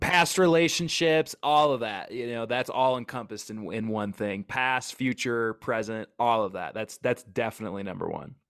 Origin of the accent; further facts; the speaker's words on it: Wisconsin, United States; moved away as an adult; also born or lived in Oregon; now in Wyoming, United States; I grew up in Wisconsin, Midwest